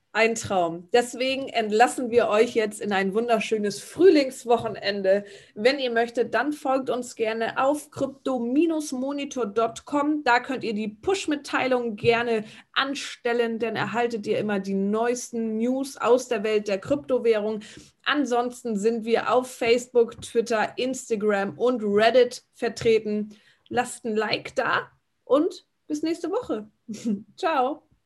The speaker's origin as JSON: {"language": "German", "region": "Northern Germany", "country": "Germany", "said": "bei uns im Norden"}